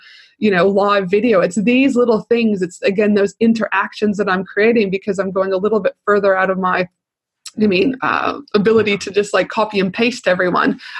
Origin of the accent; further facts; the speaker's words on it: Canada; I'm from Canada.